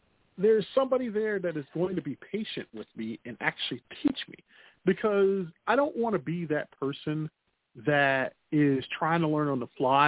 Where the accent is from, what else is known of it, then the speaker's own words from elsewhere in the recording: Chicago, Illinois, United States; accent: Chicago; my Chicago accent